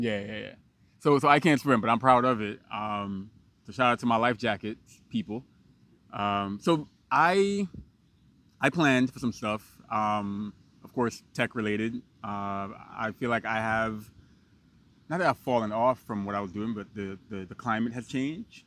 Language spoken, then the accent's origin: English; New York City, New York, United States; also born or lived in Guyana; I grew up in Brooklyn